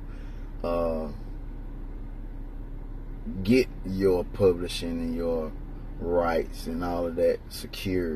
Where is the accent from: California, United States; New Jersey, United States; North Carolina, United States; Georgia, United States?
Georgia, United States; Roberta; now in Troy, United States; I'm originally from Roberta, Georgia